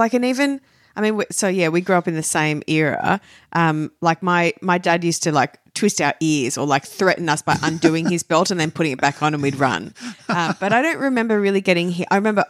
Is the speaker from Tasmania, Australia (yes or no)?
no; Sydney, New South Wales, Australia; Up northwest in Eastwood is where I was born. Channel 7 used to be there. That was our claim to fame.